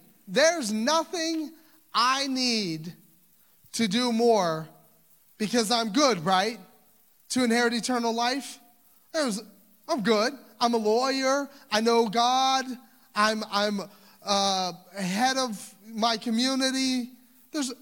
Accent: Louisiana, United States; I'm from Louisiana

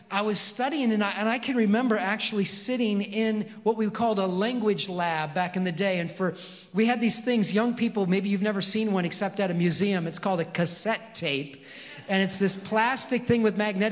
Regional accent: Mount Pleasant, Michigan, United States; I grew up in Mount Pleasant

